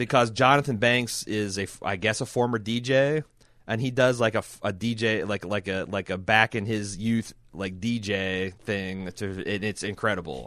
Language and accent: English; Indiana, United States; I grew up in Indiana